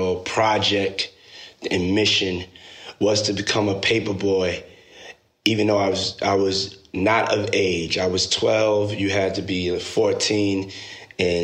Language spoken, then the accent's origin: English; New York City, New York, United States; moved away as an adult; also born or lived in Washington, D.C.; I was born and raised in Harlem, New York